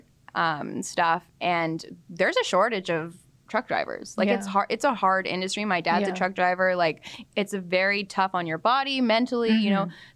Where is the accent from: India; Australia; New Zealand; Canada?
Canada; I'm Canadian.